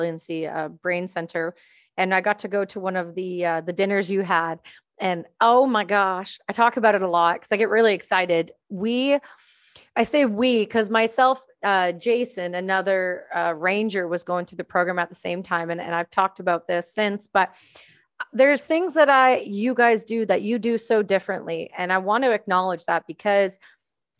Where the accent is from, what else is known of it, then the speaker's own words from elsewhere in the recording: Canada; I'm Canadian